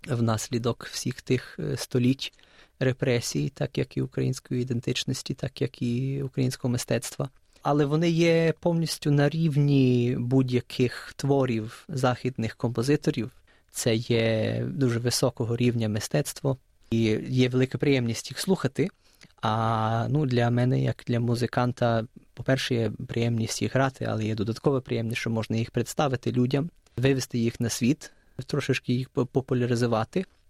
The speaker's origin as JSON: {"language": "Ukrainian", "town": "Melbourne", "region": "Victoria", "country": "Australia", "tie": "born or raised there", "also_born_or_lived": "Ukraine / United States", "said": "я народився в Україні 4,5 років мав, коли переїхав до Австралії. Я тут е, ріс"}